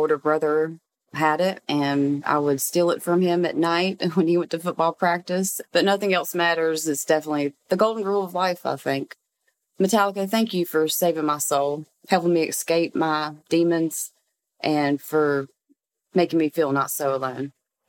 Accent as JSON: {"language": "English", "town": "Winston-Salem", "region": "North Carolina", "country": "United States", "said": "I'm from Winston-Salem, North Carolina."}